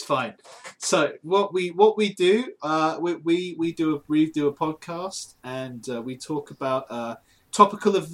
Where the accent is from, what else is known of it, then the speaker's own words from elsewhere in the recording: United Kingdom; accent: British; our British accents